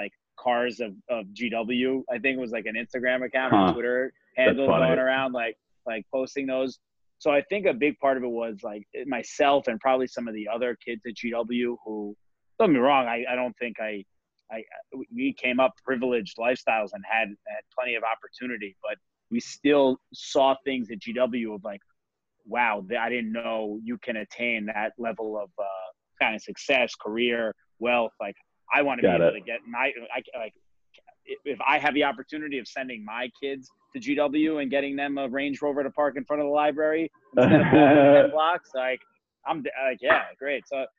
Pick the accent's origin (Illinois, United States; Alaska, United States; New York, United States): New York, United States; Great Neck; I grew up in Great Neck. I was exposed to, like, you, great, you know, wealth and growing up in Great Neck.